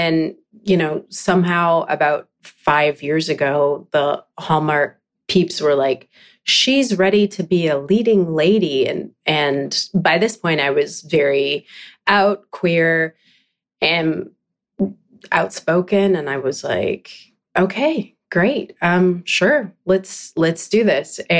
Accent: Vancouver Island, British Columbia, Canada; now in Vancouver, Canada; I'm from Vancouver Island. That's where I grew up

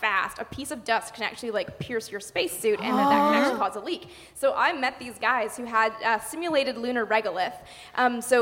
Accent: Canada; now in United States; I'm actually from Canada, so growing up in Canada

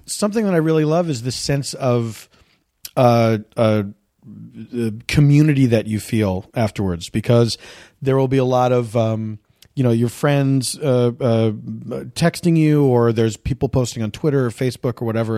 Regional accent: Philadelphia, Pennsylvania, United States; moved away; I grew up in the East Coast, so there was, uh, there was always rain, there was always snow

